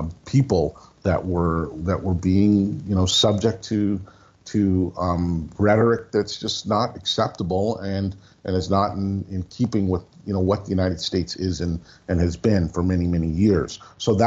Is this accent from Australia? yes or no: no; Sault Ste. Marie, Ontario, Canada; also born or lived in Chicago, Illinois, United States; I grew up, I moved from Chicago to St. Marie, Ontario, when I was 5 years old, so 1970